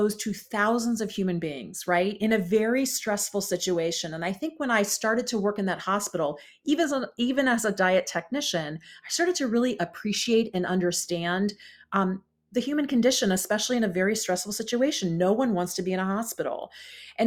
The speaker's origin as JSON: {"language": "English", "town": "Columbus", "region": "Ohio", "country": "United States", "also_born_or_lived": "Chicago, Illinois", "moved": "yes", "lives_now": "California, United States", "said": "I'm from Columbus, Ohio"}